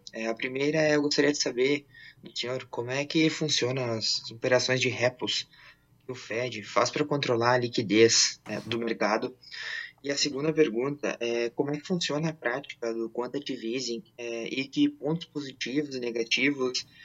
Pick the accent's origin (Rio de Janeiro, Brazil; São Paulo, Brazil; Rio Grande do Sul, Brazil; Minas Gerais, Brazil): Rio Grande do Sul, Brazil; sou do Rio Grande do Sul.